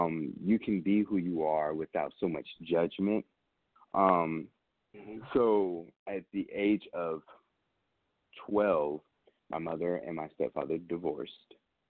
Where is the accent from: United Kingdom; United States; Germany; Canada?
Germany; Nuremberg, Bavaria; also born or lived in Augsburg, Germany / Vicenza, Italy; I was born in Augsburg, Germany, and raised in Vicenza, Italy, in Nuremberg, Germany